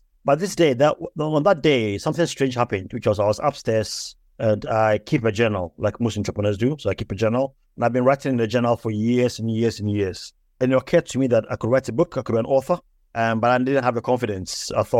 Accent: Ghana; moved away as an adult; also born or lived in England; now in United Kingdom; I was born in the UK. I was born in England. And then my parents moved to Africa, to Ghana, when I was 5 years old. I then got all my education in Ghana

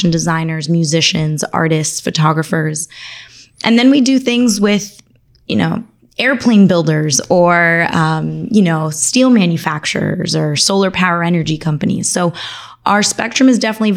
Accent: Miami, Florida, United States; also born or lived in Argentina; I was born in Argentina, raised here in Miami

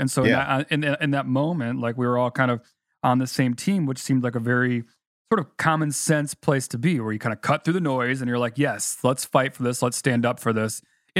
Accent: Chicago, Illinois, United States; growing up in Chicago

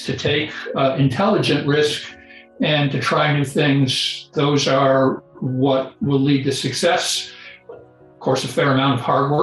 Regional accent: Kansas, United States; I grew up in Kansas, so I knew what wheat and corn were, maybe even live cattle

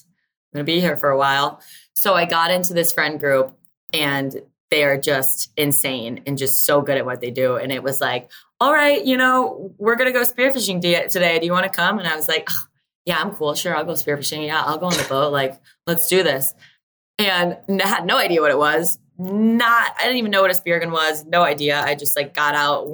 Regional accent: Buffalo, New York, United States; moved away as an adult; now in Key West, United States; originally I'm from Buffalo, New York. Well, a really small town, like 30 minutes south of Buffalo, New York that nobody knows

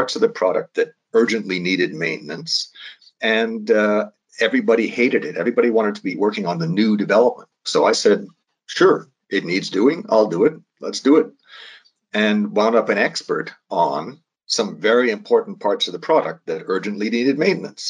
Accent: Calgary, Alberta, Canada; I'm from Calgary. I mean, I was raised on a farm outside of Calgary.

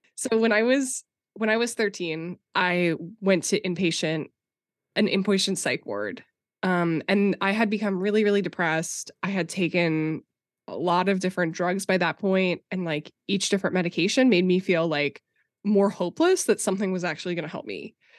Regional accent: Minnesota, United States; I grew up conservative Christian in Minnesota, like, very evangelical

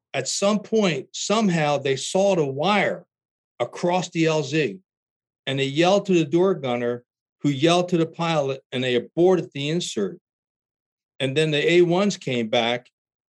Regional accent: New Jersey, United States; moved away as an adult; also born or lived in San Diego County, California; now in Nashville area, Tennessee, United States; I grew up in New Jersey

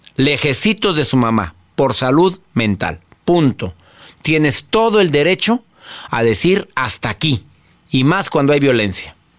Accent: Monterrey, Nuevo León, Mexico; de donde somos, de Monterrey

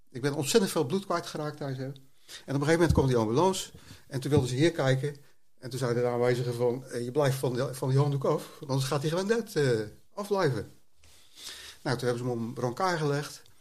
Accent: Rotterdam, South Holland, Netherlands; Ik ben een regisseur uit Rotterdam.

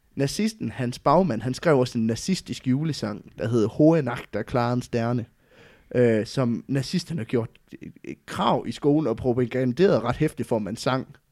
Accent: West Jutland, Central Denmark Region, Denmark; jeg kommer jo fra Vestjylland

